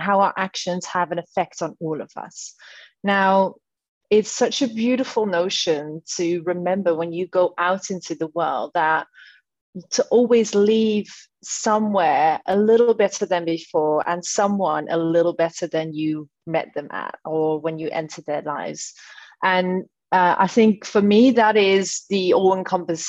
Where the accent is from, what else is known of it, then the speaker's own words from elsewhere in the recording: Netherlands; moved away as an adult; now in London, United Kingdom; I'm born and raised in the Netherlands, 32 years old, been a Londoner since 2015